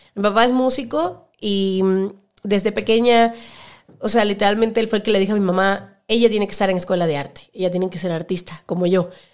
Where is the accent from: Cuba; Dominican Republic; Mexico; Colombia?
Cuba; moved away as an adult; now in Ecuador; sí, soy cubana. O sea, nací en Cuba, soy hija de padres cubanos y me crié en Cuba 18 años